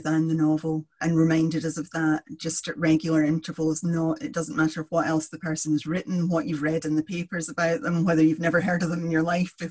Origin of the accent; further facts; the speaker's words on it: Kilmarnock, Scotland, United Kingdom; I grew up in Kilmarnock